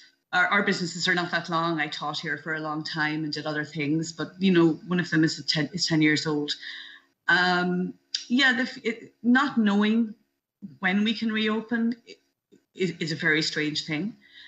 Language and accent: English; New Inn, County Galway, Ireland; moved away as an adult; also born or lived in New York City, United States; now in New Jersey, United States; I am from New Inn, County Galway. I've been living in New York City now for just over 25 years.